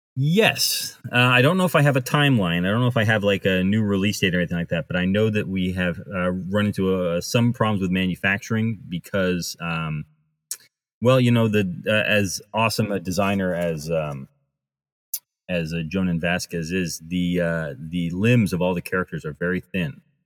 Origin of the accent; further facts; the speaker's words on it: United States; I grew up near Rhode Island